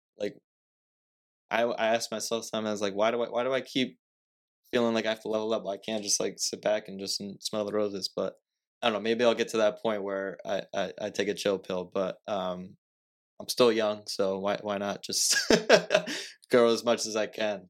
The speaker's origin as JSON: {"language": "English", "town": "Fall River", "region": "Massachusetts", "country": "United States", "said": "I'm from Fall River"}